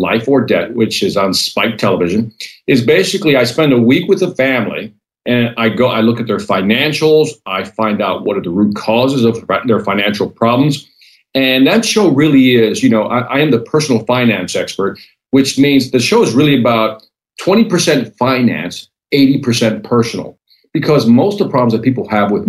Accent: Chicago, Illinois, United States; born and raised in Chicago, inner city

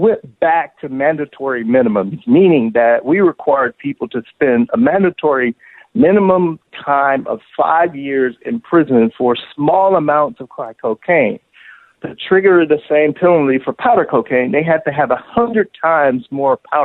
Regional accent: Miami, Florida, United States; I'm from Miami, and so I grew up in a household where, for example, my mother, she ran numbers

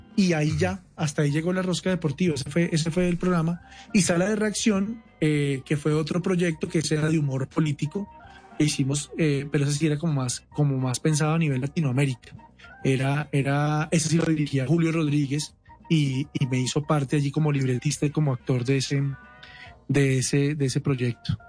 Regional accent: Colombia

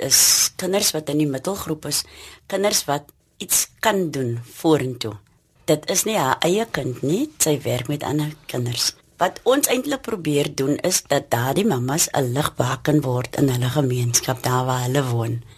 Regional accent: Cape Town, Western Cape, South Africa; in die omgewing waar ons werk, het ek groot geword, gebore en getoe.

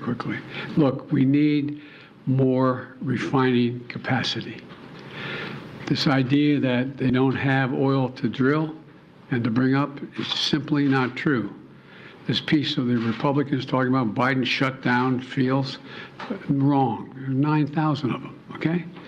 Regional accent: Buffalo, New York, United States; now in Charlotte, United States; I grew up in Buffalo, New York

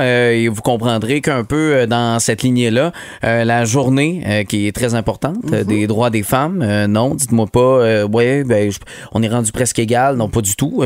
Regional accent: Quebec, Canada; chez nous, au Québec, à Montréal.

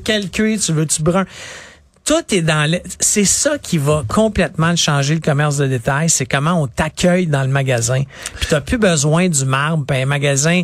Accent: Quebec, Canada; une industrie qu'on a solide au Québec, c'est les jeux vidéo

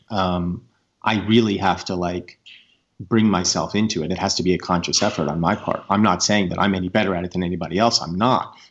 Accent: United States; as an American people

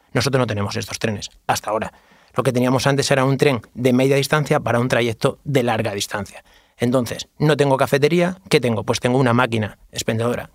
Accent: Plasencia, Extremadura, Spain; yo soy de Plasencia

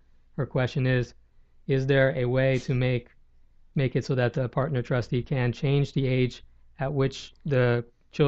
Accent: Hillsborough, New Jersey, United States; also born or lived in Long Island / Florida; I grew up in a small town called Hillsboro in New Jersey

